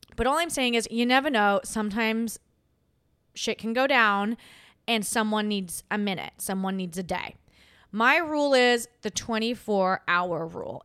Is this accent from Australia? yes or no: yes; Australia; moved away as an adult; now in United States